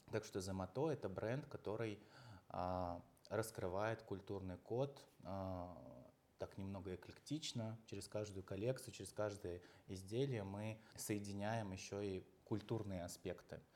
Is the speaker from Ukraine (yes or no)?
no; Uzbekistan; now in Russia; родился в Узбекистане, я сам, м, там вырос